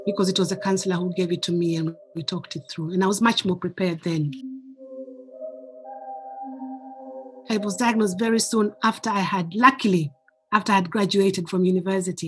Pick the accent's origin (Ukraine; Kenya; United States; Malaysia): Kenya; now in United Kingdom; I am originally from Kenya, but I've lived in the UK for more than half my life.